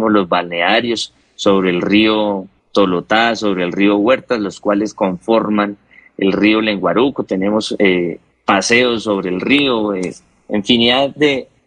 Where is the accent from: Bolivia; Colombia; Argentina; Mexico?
Colombia; Suaita, Santander; nuestro municipio Suaita Santander.